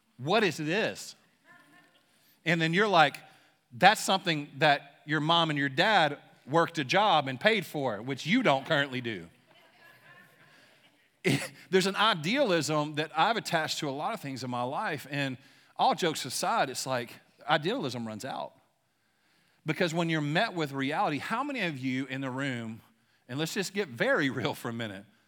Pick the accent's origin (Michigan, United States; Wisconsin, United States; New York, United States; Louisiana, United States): Louisiana, United States; now in Shawnee, United States; I'm from Louisiana, but I, I currently live in Shawnee